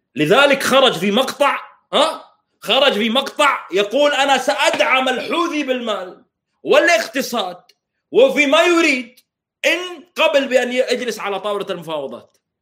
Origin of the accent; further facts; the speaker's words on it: Saudi Arabia; now in Canada; احنا السعوديين